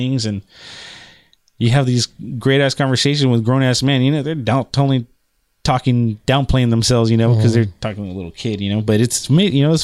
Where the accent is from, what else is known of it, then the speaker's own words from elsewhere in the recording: Pico Rivera, California, United States; we used to walk to the barbershop from my house where I grew up in Pico Rivera